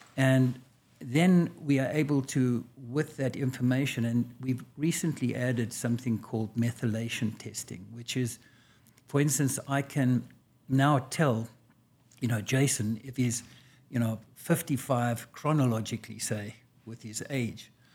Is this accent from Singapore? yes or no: no; South Africa; moved away as an adult; now in United States; I was born and raised in South Africa a long time ago